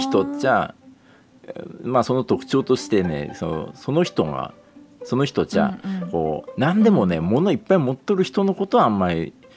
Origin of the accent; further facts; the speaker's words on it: Toyama, Japan; accent: Toyama-ben; 富山弁出てくんやんちゃ